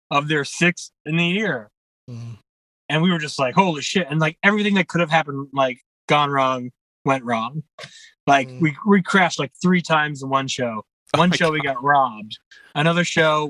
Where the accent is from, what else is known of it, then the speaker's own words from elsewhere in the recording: Jersey City, New Jersey, United States; also born or lived in Bayonne, New Jersey; I grew up in Greenville